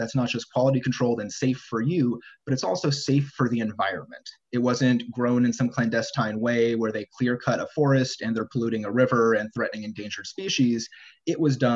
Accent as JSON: {"language": "English", "area": "the Bay Area", "region": "California", "country": "United States", "tie": "born or raised there", "also_born_or_lived": "Santa Cruz, California", "said": "growing up in California and the Bay Area."}